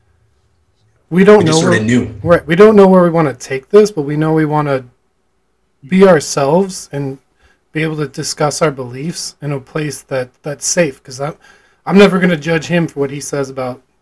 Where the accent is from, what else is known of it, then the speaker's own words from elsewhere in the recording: Illinois, United States; my hometown where I grew up